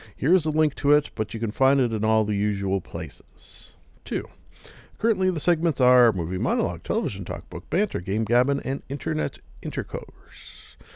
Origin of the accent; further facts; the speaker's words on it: Canada; I am Canadian as well